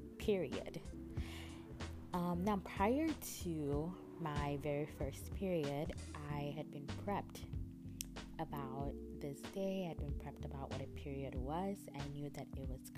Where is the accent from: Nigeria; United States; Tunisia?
Nigeria; Calabar, Cross River; I grew up in Calabar, in a city in Nigeria